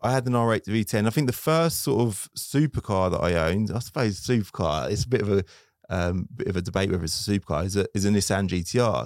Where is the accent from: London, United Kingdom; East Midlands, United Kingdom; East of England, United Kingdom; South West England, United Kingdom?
East of England, United Kingdom; Luton; I'm from Luton